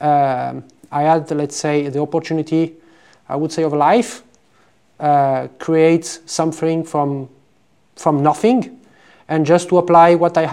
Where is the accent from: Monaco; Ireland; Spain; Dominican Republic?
Monaco; moved away as an adult; also born or lived in Braga, Portugal / Lisbon, Portugal / Porto, Portugal; now in Italy; I am a son of Portuguese immigrants. I grew up in Monaco, in south of France.